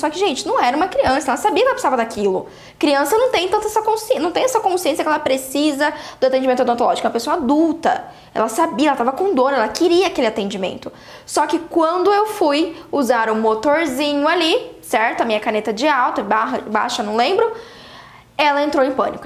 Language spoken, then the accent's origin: Portuguese; Brazil